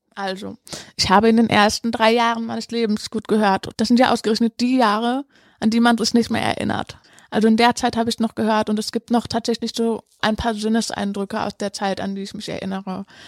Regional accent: Cologne, North Rhine-Westphalia, Germany; moved away; Also ich bin ja in Köln tatsächlich aufgewachsen und meine Kindheit hat sich auch hier abgespielt

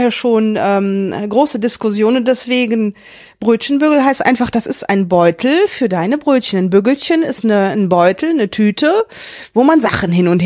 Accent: Rhineland, Germany; Der Name, ich bin halt Rheinländerin, ich bin auch gerne Rheinländerin

